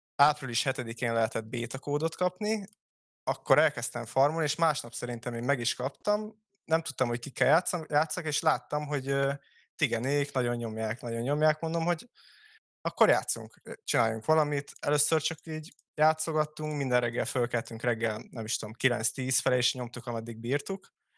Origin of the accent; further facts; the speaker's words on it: Hungary; magyarok vagyunk